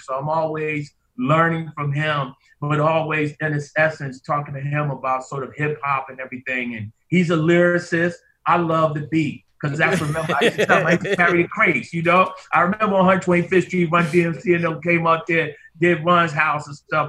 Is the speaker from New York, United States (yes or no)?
yes; New York City, New York, United States; also born or lived in Harlem, New York / The Bronx, New York; I was born in Harlem in Harlem, New York, Harlem Hospital, but also uh, spent a time and was raised some spent some time up in the Bronx.